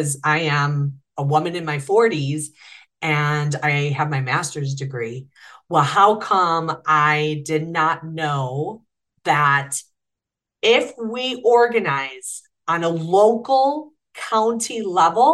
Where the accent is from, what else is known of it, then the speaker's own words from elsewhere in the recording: Chicago, Illinois, United States; I'm from Chicago